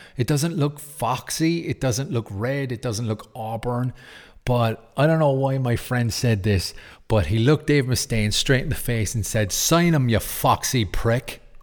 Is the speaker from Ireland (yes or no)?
yes; Cork, Munster, Ireland; my hometown in Cork, in Ireland, on the south